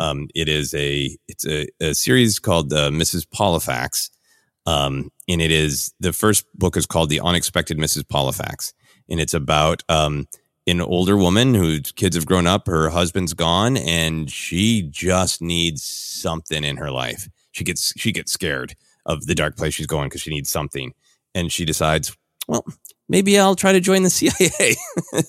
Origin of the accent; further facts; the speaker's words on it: Minneapolis, Minnesota, United States; moved away; I grew up in Minneapolis, uh, uh, when we had the Metrodome